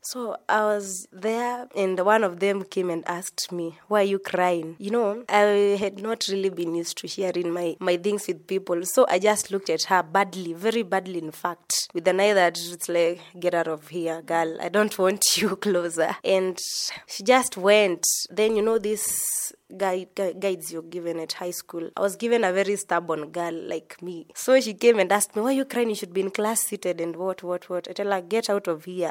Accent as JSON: {"language": "English", "region": "Embu County", "country": "Kenya", "also_born_or_lived": "Machakos County", "said": "I'm from Embu County, but originally it is Matapos County"}